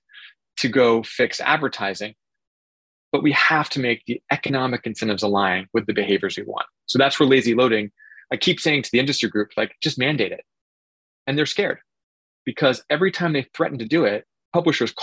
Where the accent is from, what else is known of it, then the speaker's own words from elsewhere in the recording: Oregon, United States; I grew up in Oregon, and so I grew up in spotted owl territory